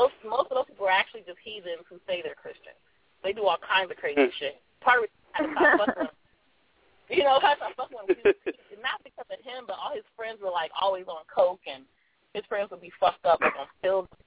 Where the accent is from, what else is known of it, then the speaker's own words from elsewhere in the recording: Los Angeles, California, United States; I'm from South Central